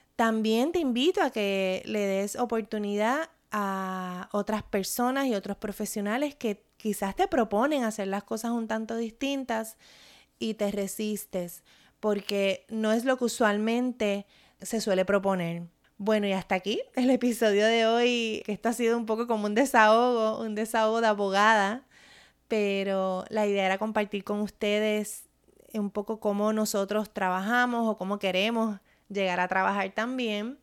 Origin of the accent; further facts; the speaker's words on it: Puerto Rico; mi experiencia como puertorriqueña